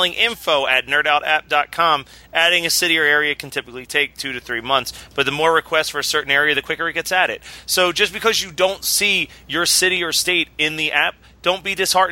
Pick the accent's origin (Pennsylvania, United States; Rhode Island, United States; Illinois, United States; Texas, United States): Pennsylvania, United States; Philadelphia; I'm from Philly